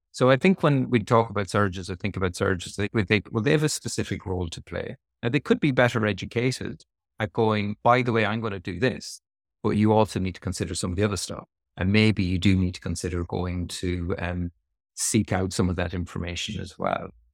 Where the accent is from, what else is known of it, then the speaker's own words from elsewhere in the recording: Sligo, Connacht, Ireland; moved away as an adult; also born or lived in Dublin / Australia; now in Cambridge, United Kingdom; I'm from Sligo in the West of Ireland, uh, beautiful sunny Sligo